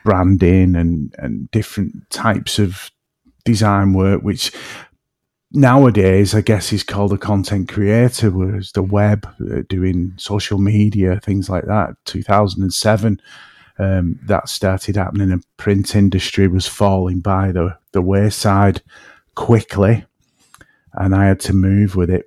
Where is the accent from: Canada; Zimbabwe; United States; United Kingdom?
United Kingdom; between Manchester and Liverpool, North West England; accent: woolly back; I'm in between Manchester and Liverpool, so, you know, my accent can drift a bit, and I'm, I, I'm actually called a woolly back where I'm from.